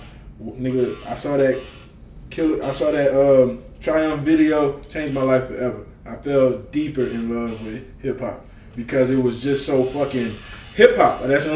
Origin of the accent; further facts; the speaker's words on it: the South, United States; I'm from the South